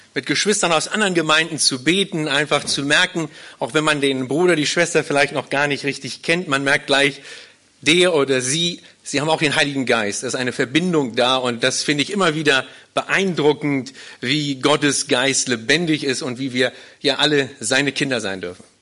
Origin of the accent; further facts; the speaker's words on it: Berlin, Germany; moved away as an adult; now in Hannover, Germany; Ich komme ursprünglich nicht aus Hildesheim, sondern ich komme ursprünglich aus Berlin